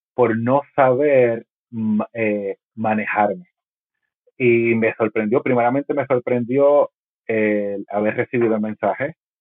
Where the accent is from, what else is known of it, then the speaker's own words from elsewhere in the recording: Puerto Rico; ha sido como puertorriqueño